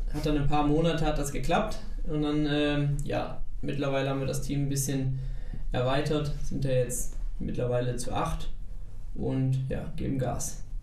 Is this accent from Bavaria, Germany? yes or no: no; Eilendorf, North Rhine-Westphalia, Germany; bei uns in Eilendorf